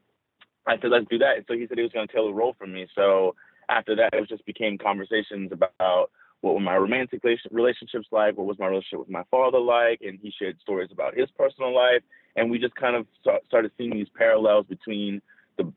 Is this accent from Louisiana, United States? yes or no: yes; New Orleans, Louisiana, United States; I was from New Orleans